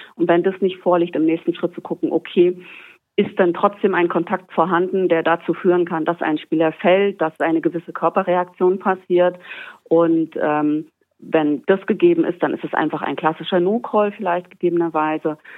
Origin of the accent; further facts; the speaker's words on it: Germany; bei uns in Deutschland